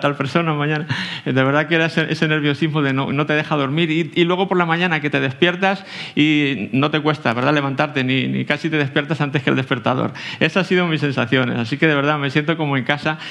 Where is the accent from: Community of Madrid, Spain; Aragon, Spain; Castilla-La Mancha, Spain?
Community of Madrid, Spain; Aranjuez; moved away as an adult; now in Tenerife, Spain; Vengo de, soy de aquí de Aranjuez, eh, cerquita, vaya, de, de aquí